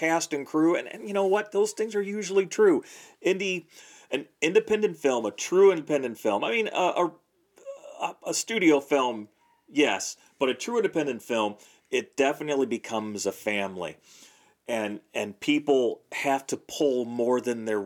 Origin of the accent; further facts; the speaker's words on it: Imperial, Missouri, United States; I grew up in Imperial, Missouri